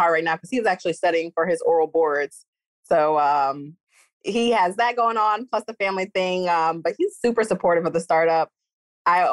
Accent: New York City, New York, United States; moved away as an adult; now in Florida, United States; I'm originally from New York City, born and raised in Brooklyn.

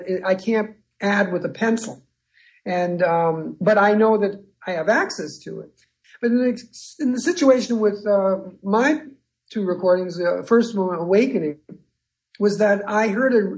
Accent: United States; also born or lived in Connecticut; I grew up in the New York area and in Connecticut

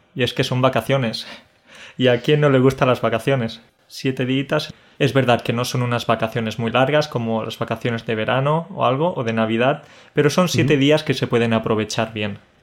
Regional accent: Spain; a los españoles

